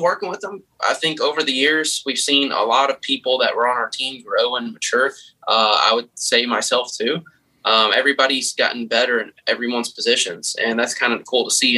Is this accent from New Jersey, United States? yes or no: no; Kentucky, United States; I'm from Kentucky